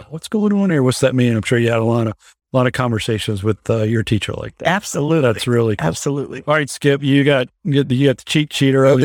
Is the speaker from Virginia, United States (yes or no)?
yes; Norfolk, Virginia, United States; I grew up in Norfolk, Virginia.